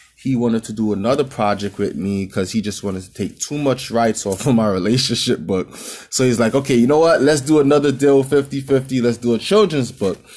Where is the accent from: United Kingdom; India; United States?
United States; New York City, New York; in Brooklyn, in my hometown.